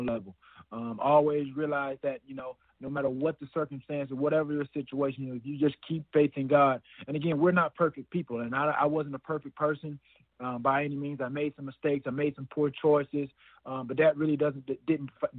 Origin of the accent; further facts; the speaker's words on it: Alexander City, Alabama, United States; moved away as an adult; also born or lived in Chattanooga, Tennessee / Atlanta, Georgia; growing up in the South, going to church on Sundays